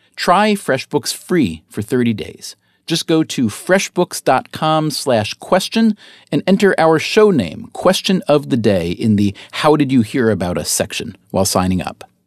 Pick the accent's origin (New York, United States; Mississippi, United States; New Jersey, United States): New York, United States; upstate; moved away as an adult; also born or lived in North Carolina; I grew up in upstate New York, so about one hundred fifty miles and many light years in terms of psyche removed from New York City